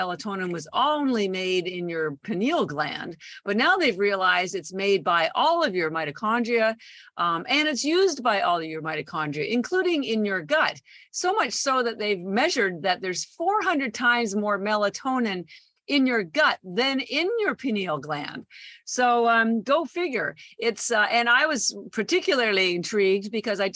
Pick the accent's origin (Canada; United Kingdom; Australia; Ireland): Canada; moved away as an adult; also born or lived in Toronto / Vancouver; now in Boston, United States; I am Canadian, born in Toronto. And I've lived all across Canada, including Vancouver. All my family's still there. I did all my schooling there